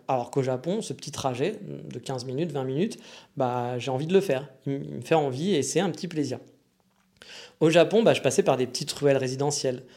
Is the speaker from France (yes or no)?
yes; France; accent: French; moved away; also born or lived in Japan; malgré mon accent avec lequel on m'identifie au bout de 4 millisecondes, en tant que Français